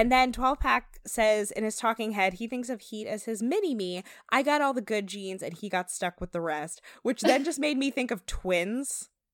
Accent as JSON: {"language": "English", "region": "New Jersey", "country": "United States", "said": "I'm from Jersey"}